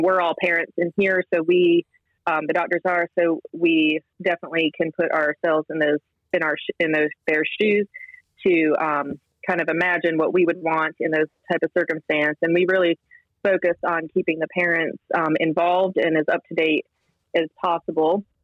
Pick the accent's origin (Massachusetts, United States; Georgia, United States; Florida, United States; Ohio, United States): Massachusetts, United States; Western; moved away as an adult; also born or lived in Columbia, South Carolina / Pittsburgh / Rochester, New York; now in Charlotte, United States; I'm originally from Western Massachusetts